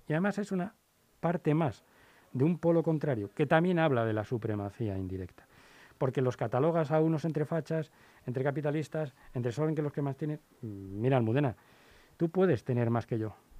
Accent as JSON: {"language": "Spanish", "country": "Spain", "said": "era español"}